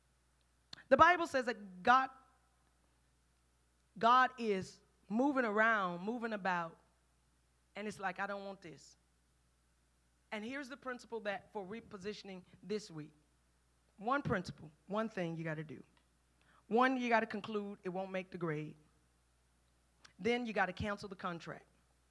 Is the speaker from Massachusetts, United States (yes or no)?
no; Houston, Texas, United States; I'm from Fifth Ward.